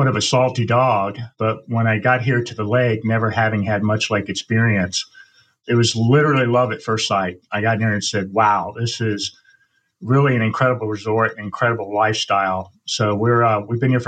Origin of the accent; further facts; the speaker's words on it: Virginia, United States; also born or lived in North Carolina / Georgia / Arizona / California; now in Lake Oconee, United States; I'm actually from Virginia